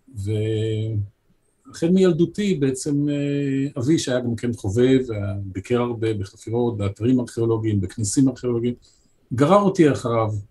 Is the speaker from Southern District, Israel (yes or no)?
no; Haifa, Haifa District, Israel; also born or lived in Jerusalem; אני הייתי חיפאי